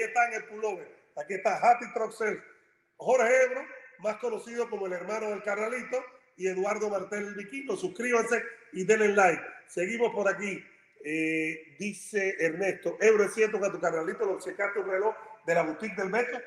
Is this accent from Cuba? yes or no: yes; Cuba; moved away; somos cubanos